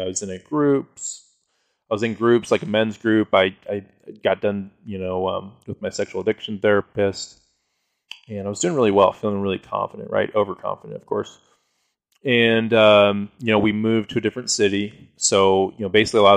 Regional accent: Colorado, United States; I'm from Colorado

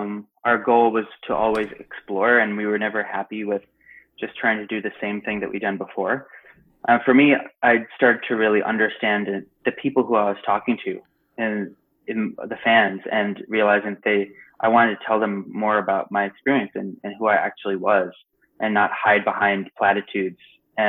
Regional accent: India; I wasn't saying like, hey, look at me, I'm Indian, like all the time.

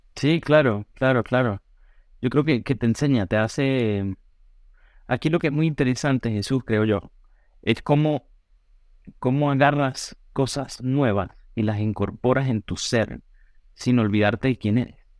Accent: Táchira, Venezuela; moved away as an adult; now in New York, United States; en las mismas escuelas, en un pueblo muy bonito en la montaña de los Andes, prácticamente, a una hora de San Cristóbal

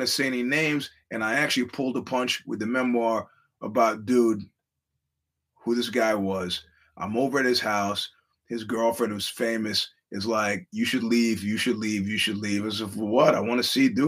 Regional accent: New York, United States; I'm a New Yorker

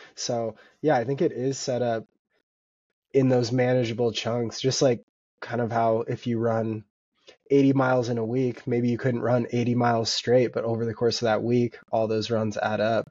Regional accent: Vancouver, Washington, United States; now in Bozeman, United States; I grew up in Vancouver, Washington, and now live in Bozeman, Montana.

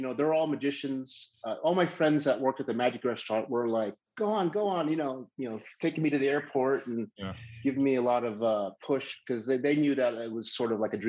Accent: Cincinnati, Ohio, United States; moved away as an adult; also born or lived in Indianapolis, Indiana; now in Las Vegas, United States; I grew up in Cincinnati. I went to University of Cincinnati for industrial design.

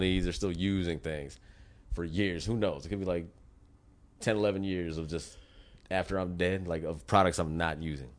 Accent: United States; as an American

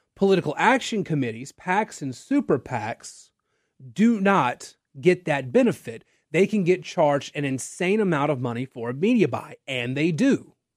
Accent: Natchitoches, Louisiana, United States; I'm from Natchitoches

